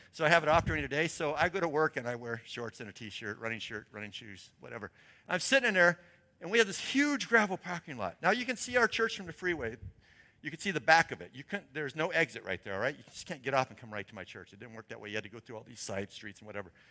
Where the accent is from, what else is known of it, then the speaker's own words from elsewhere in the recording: Portland, Oregon, United States; moved away; I'm from Portland